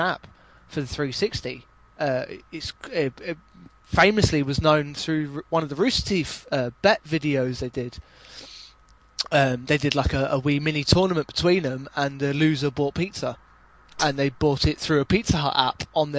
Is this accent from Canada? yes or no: no; southern England, United Kingdom; accent: southern; my horrible southern accent.